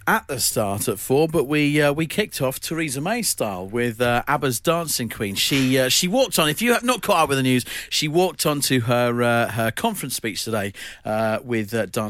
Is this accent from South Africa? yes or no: yes; South Africa; and I'm not even German. Wow. I'm South African.